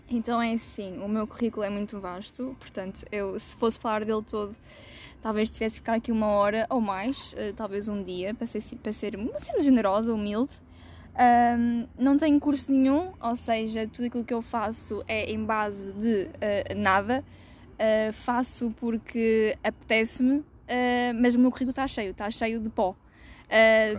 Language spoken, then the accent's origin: Portuguese; Viseu, Portugal; moved away as an adult; also born or lived in Porto; na minha terra natal, que é Viseu